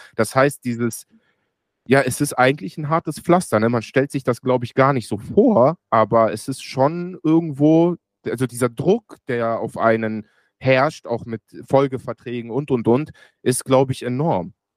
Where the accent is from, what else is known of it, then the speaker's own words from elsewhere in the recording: Germany; ich bin in Deutschland geboren und aufgewachsen